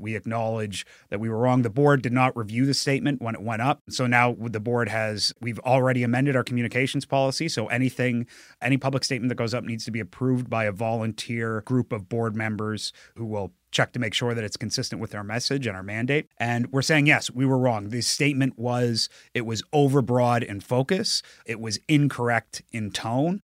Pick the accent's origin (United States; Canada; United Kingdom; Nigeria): Canada; New Brunswick; moved away; I'm from New Brunswick, and I, I was living in New Brunswick ten years ago